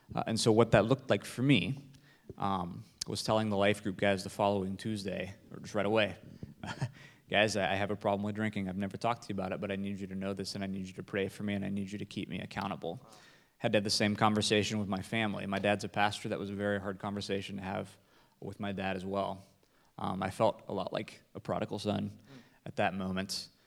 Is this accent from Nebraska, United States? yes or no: yes; Nebraska, United States; I'm from Nebraska